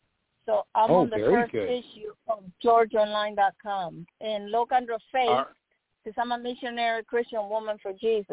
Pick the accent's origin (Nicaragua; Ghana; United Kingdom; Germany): Nicaragua; now in United States; When I came from Nicaragua 50 years ago.